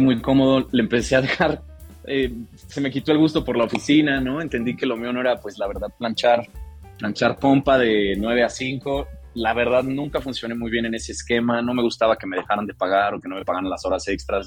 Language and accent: Spanish; Morelia, Michoacán, Mexico; moved away; yo crecí en Morelia